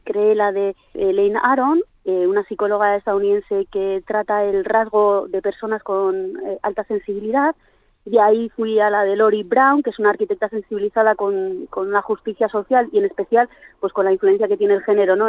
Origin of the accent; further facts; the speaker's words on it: Ribera de Navarra, Navarre, Spain; now in Vitoria, Spain; la página de mi, de mi pueblo eh, a Sagra, en la Ribera de Navarra